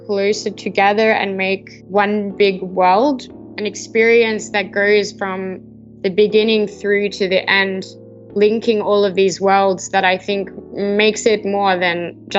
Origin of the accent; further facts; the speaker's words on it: Australia; So I'm from Australia.